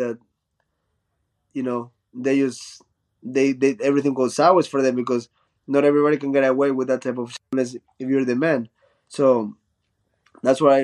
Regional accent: Chone, Manabí, Ecuador; English is a second language; also born or lived in Guayaquil, Ecuador; In high school, when I moved from Chone to Guayaquil, which is a big city

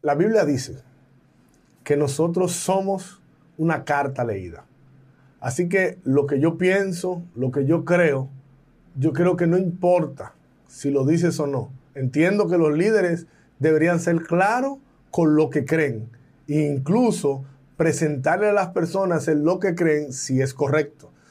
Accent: Dominican Republic; en mi país, República Dominicana

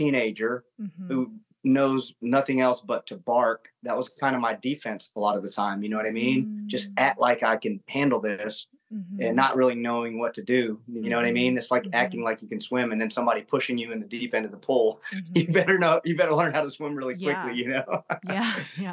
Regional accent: Augusta, Georgia, United States; I grew up in South Augusta here

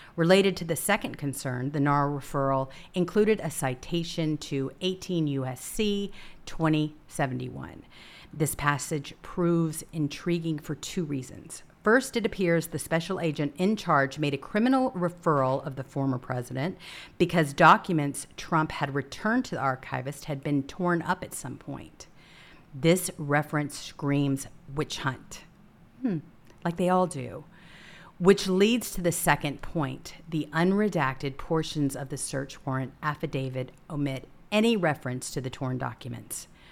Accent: United States; also born or lived in Washington, D.C. area; as an American

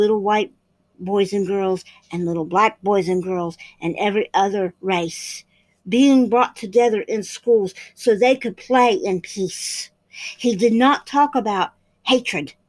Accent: United States; as American people

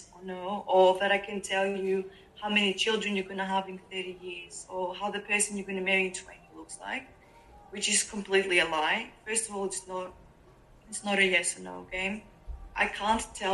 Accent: Greece; moved away as an adult; now in Melbourne, Australia; I grew up in Greece

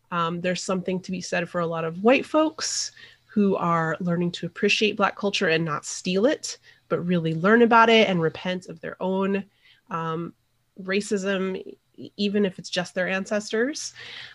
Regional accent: New Mexico, United States; So I'm originally from New Mexico. That's where I was born and raised.

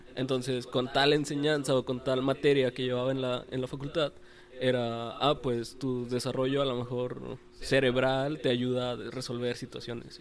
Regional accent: Mexico; como mexicanos

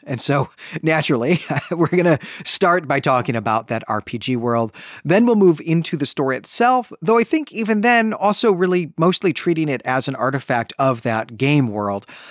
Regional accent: Chicago, Illinois, United States; growing up in Chicagoland in the nineteen nineties

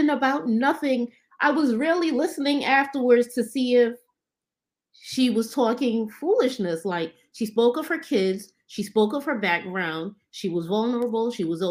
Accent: New York City, New York, United States; also born or lived in Barbados; I'm from the Northeast Bronx

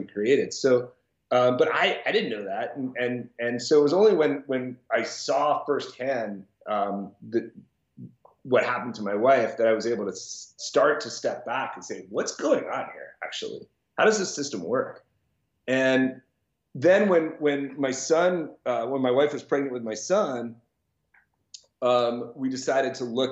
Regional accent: Washington, District of Columbia, United States; I grew up in Washington, D.C.

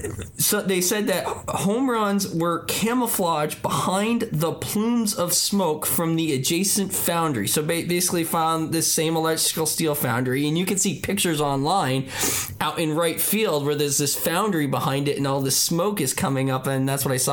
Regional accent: Northeast, United States; now in Oregon, United States; I mean, I'm a transplant from the Northeast, but I've never heard of Vaughn Stadium until we started working on this podcast

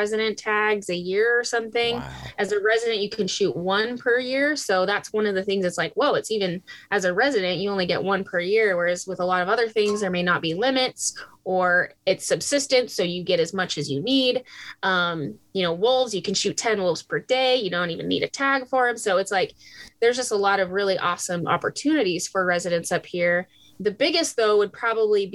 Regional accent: Idaho, United States; moved away as an adult; now in Alaska, United States; growing up in Idaho, I had lots of brothers

